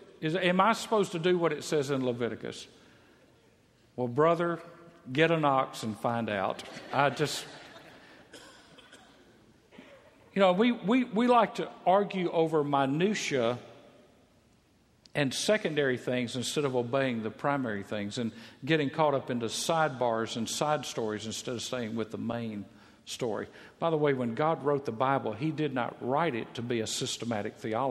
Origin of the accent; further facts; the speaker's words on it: Mississippi, United States; moved away; I'm from Mississippi